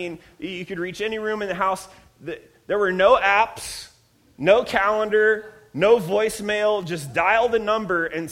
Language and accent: English; Ohio, United States; now in Redlands, United States; I'm from Ohio, so yes, I said granny and pap